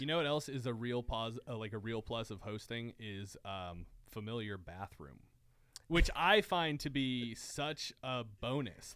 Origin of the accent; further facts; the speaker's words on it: Erie, Pennsylvania, United States; I'm from what is now known as the center of the universe, Erie, Pennsylvania